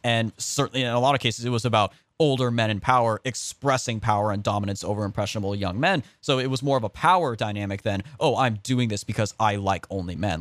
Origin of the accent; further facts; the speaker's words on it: California, United States; I'm from California